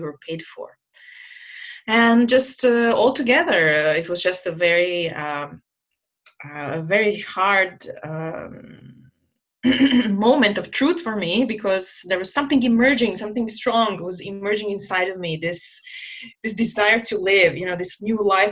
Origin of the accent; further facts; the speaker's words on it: Croatia; moved away as an adult; also born or lived in Jakarta, Indonesia; I was sent by my home country, Croatia, to Jakarta